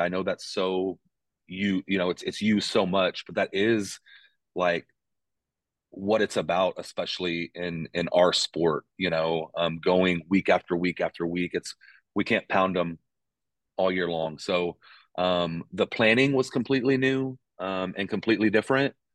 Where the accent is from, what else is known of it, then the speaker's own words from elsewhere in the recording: Texas, United States; moved away as an adult; also born or lived in Pittsburgh / Arkansas; now in Ames, United States; born and raised in Texas